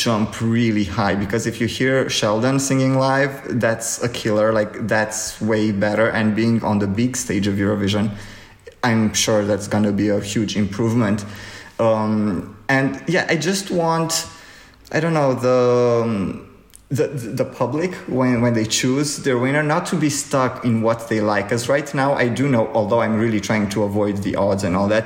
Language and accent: English; Romania; Romania, my home country.